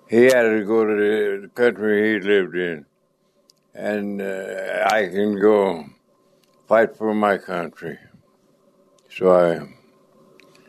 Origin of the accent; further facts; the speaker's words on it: Penrose, Colorado, United States; Penrose. Penrose